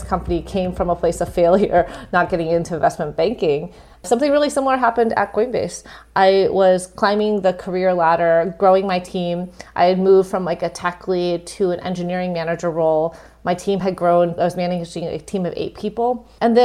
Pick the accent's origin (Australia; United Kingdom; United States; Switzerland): United States; Midwest; moved away as an adult; also born or lived in Massachusetts; growing up in the Midwest